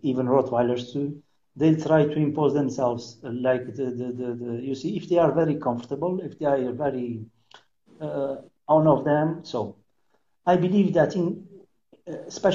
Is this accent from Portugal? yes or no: yes; São Miguel Island, Azores, Portugal; English is a second language; I am from Miguel, Iceland. I'm born here, okay? I am natural from here